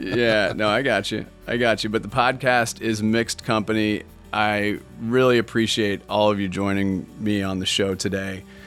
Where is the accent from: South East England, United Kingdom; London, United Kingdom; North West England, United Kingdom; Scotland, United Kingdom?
Scotland, United Kingdom; We're Scottish